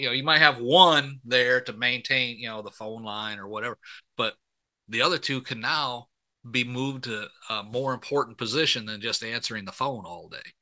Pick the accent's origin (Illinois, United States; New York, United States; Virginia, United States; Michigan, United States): Michigan, United States; I grew up in Michigan